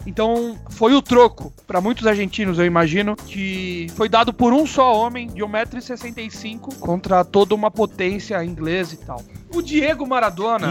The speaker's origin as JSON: {"language": "Portuguese", "country": "Brazil", "said": "nós aqui que somos brasileiros"}